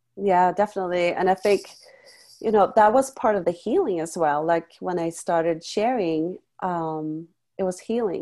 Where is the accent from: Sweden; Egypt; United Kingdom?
Sweden; moved away; also born or lived in France; I came from Sweden